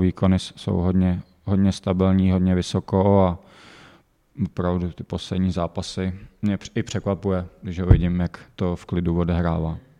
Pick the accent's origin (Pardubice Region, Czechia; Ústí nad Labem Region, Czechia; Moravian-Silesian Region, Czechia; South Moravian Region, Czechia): Pardubice Region, Czechia; Pardubice; bylím tady od mala